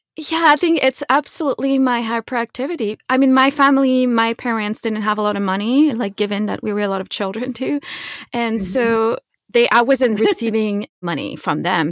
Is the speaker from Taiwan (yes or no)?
no; Quebec, Canada; I grew up in Quebec, in Canada